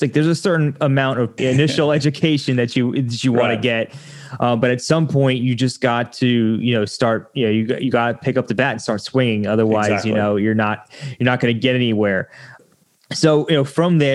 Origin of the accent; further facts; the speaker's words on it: New York, United States; I'm from New York too